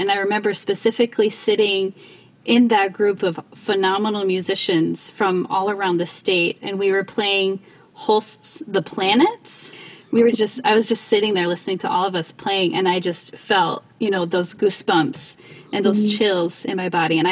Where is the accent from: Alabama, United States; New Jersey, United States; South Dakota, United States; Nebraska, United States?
South Dakota, United States; I grew up in South Dakota